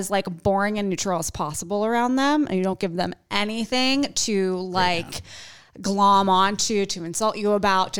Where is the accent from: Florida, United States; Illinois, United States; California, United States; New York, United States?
New York, United States; Williston Park; I'm from Long Island.